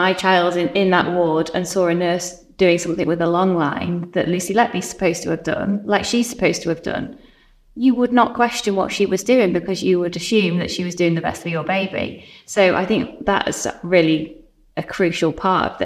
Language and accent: English; Chester, North West England, United Kingdom; I'm from Chester. There'll be lots of parents like myself from Chester